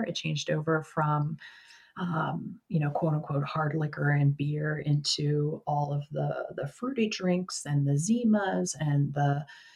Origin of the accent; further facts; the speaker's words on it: Baltimore, Maryland, United States; moved away as an adult; now in Pittsburgh, United States; I'm originally from Baltimore, and we relocated to Pittsburgh, where I live now